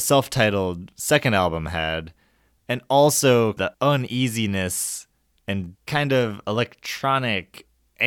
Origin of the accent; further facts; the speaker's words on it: Chicago, Illinois, United States; my hometown, Chicago